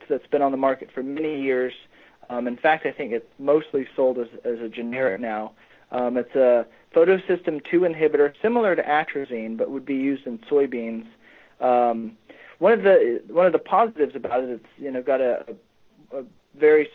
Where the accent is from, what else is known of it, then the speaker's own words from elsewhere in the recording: Norman, Oklahoma, United States; moved away as an adult; also born or lived in Nebraska / Queensland, Australia; now in Missouri, United States; I grew up in Norman, Oklahoma